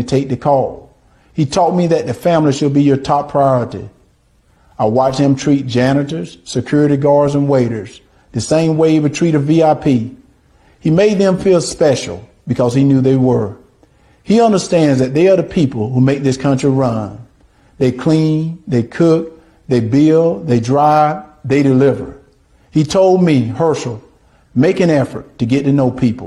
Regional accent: Deep South, United States; Growing up in the Deep South

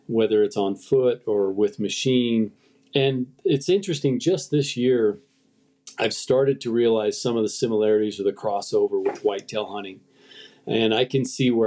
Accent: Utah, United States; I grew up where I live now. I grew up in the West in Utah

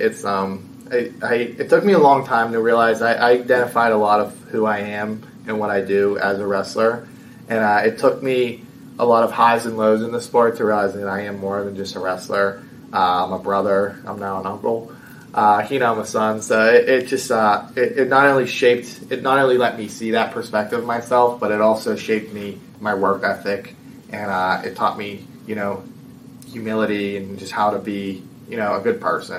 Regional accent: Bethel Park, Pennsylvania, United States; You know, I'm from Pittsburgh, I'm from Bethel Park. So In a way, it feels nice to finally kind of bring a title back for my home city.

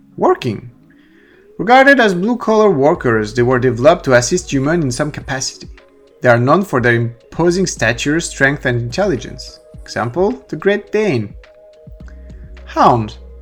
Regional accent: France; accent: French; English is a second language; I'm French, you might sometimes do not understand my accent

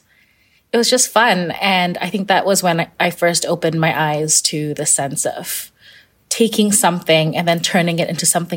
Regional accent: Kuala Lumpur, Malaysia; I grew up in Kuala Lumpur, Malaysia, and she would encourage me to pick out a few fabrics

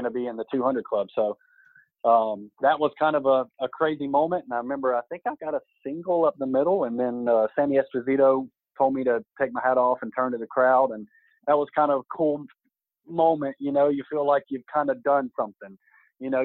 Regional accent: Greenville, South Carolina, United States; I was in Greenville in my hometown

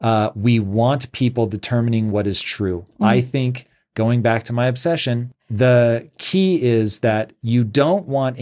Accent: United States; as an American

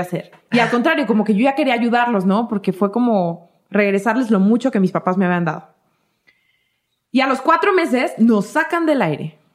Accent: Michoacán, Mexico; somos de la de Michoacán

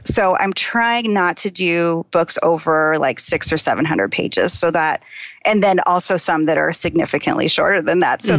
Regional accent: Phoenix, Arizona, United States; I grew up in Phoenix

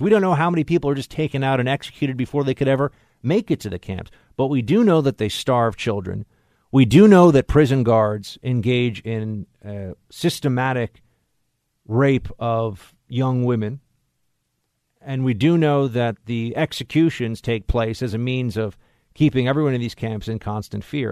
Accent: New York City, New York, United States; here in my hometown and my city

